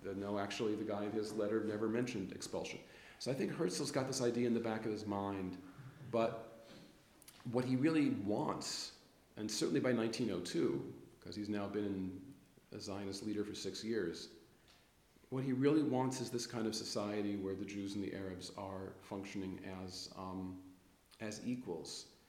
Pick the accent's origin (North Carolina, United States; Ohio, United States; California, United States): California, United States; Los Angeles; But I grew up in Los Angeles